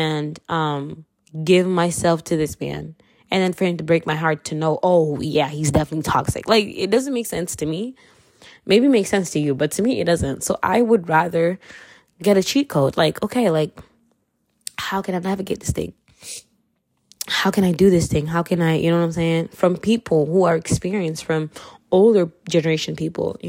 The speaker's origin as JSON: {"language": "English", "country": "Kenya", "accent": "Kenyan", "said": "I'm Kenyan, so if you hear my accent, yeah, you heard it"}